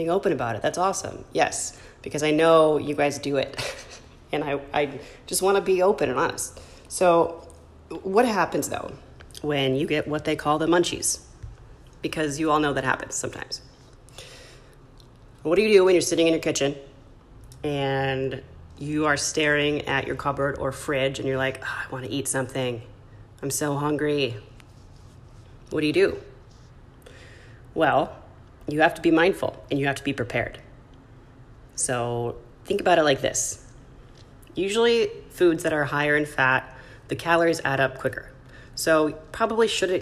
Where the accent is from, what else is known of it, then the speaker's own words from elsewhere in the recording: Michigan, United States; now in California, United States; in my home state, Michigan